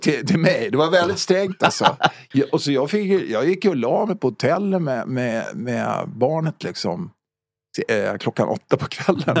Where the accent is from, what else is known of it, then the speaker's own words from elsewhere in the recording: Stockholm, Stockholm County, Sweden; also born or lived in Högdalen; min uppväxt var i Farsta